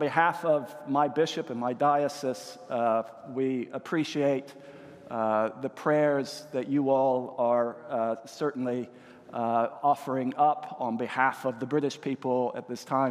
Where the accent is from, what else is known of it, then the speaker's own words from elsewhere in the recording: Greenville, South Carolina, United States; moved away as an adult; now in Wales, United Kingdom; I am originally from the United States, originally from Greenville, South Carolina